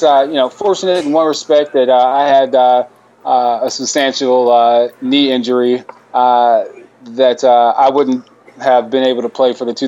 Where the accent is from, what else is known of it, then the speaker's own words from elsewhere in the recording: St. Louis, Missouri, United States; growing up in St. Louis, Missouri